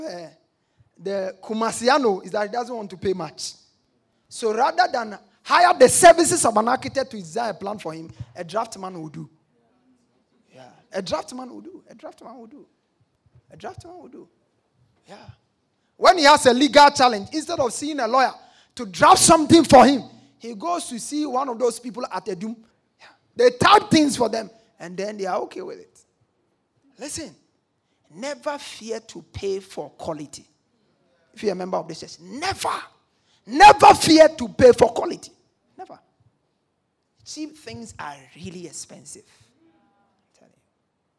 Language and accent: English; Ghana; I'm even a Ghanaian.